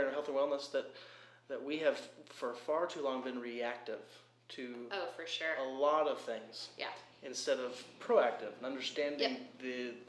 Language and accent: English; California, United States; I'm from California